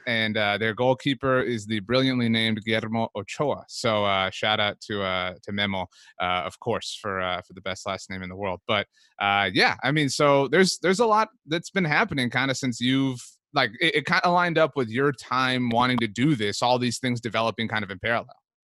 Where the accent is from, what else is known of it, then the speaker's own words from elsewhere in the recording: Brownsville, Texas, United States; moved away as an adult; I grew up, uh, in a city in Brownsville, Texas, which is literally the tip, right next to the border